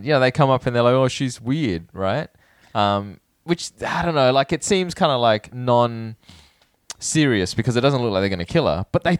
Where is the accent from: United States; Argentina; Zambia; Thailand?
Thailand; born there; I was born in Thailand, but I don't know. I never experienced that myself.